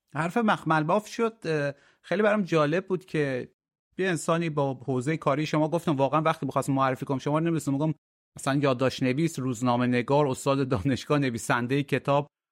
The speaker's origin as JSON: {"language": "Persian", "country": "Iran", "said": "به عنوان یک ایرانی که از منطقه میام"}